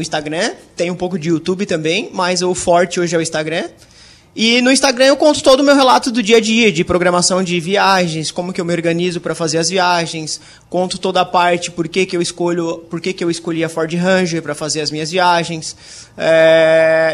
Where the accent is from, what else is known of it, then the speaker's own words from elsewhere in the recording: Criciúma, Santa Catarina, Brazil; eu sou de Criciúma